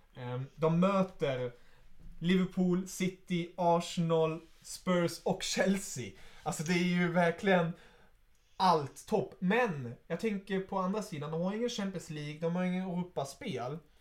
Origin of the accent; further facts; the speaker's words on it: Germany; moved away; som tysk.